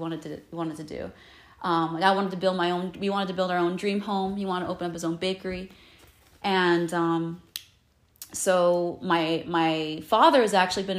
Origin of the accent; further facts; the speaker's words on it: Pomona, California, United States; I was born in Pomona. So I live in Southern California right now